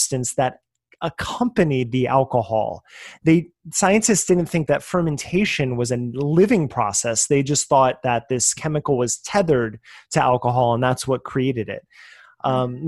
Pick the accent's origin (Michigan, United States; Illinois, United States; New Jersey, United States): New Jersey, United States; I am from New Jersey, so forgive my accents on things